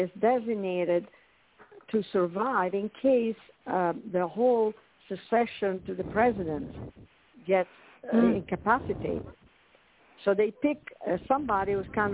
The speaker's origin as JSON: {"language": "English", "country": "Italy", "tie": "born or raised there", "moved": "yes", "said": "I grew up in Italy, as you can probably tell from my accent"}